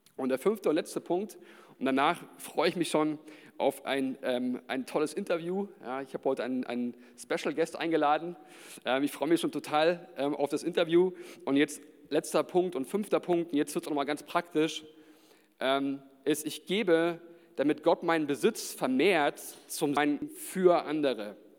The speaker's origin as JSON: {"language": "German", "town": "Nuremberg", "region": "Bavaria", "country": "Germany", "tie": "born or raised there", "said": "ich bin ja in der Gemeinde hier auch groß geworden"}